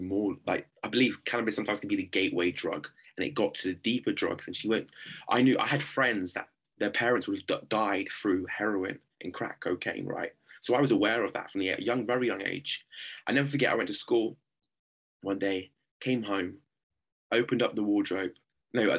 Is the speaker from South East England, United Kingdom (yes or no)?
yes; Oxford, South East England, United Kingdom; I grew up in a very deprived part of Oxford called Blackbird Lease.